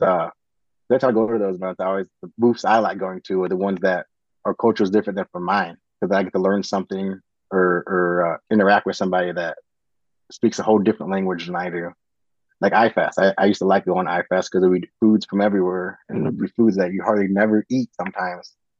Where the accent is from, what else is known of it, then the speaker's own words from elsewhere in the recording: United States; being American